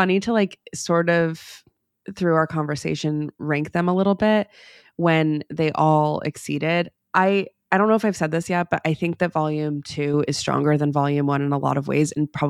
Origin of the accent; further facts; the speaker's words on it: United States; to me as an American, it's very fun, it's very colorful.